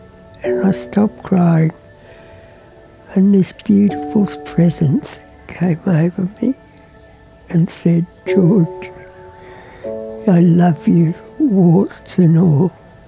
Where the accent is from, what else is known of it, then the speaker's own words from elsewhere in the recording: Beijing, China; born there; I was born in Beijing, China, to parents who were born in Russia.